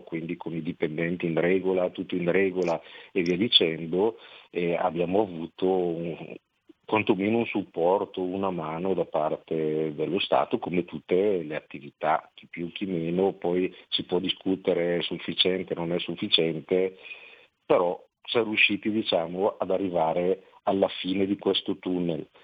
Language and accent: Italian; Pontoglio, Lombardy, Italy; al mio paese